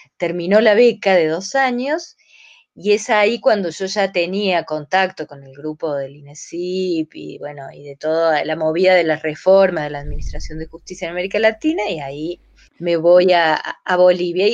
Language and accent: Spanish; Córdoba, Argentina; moved away as an adult; also born or lived in Guatemala / Barcelona / La Paz; yo soy de Córdoba